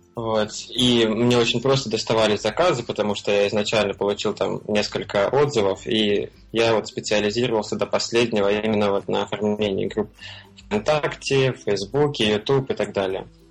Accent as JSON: {"language": "Russian", "town": "Belgorod", "region": "Belgorod Oblast", "country": "Russia", "tie": "born or raised there", "moved": "as an adult", "lives_now": "Thailand", "said": "я из Белгорода вообще родом"}